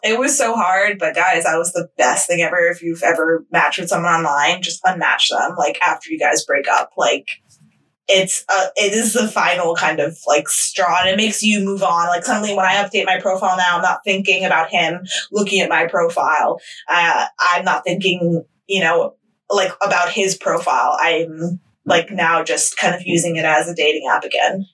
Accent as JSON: {"language": "English", "country": "United States", "said": "I'm American"}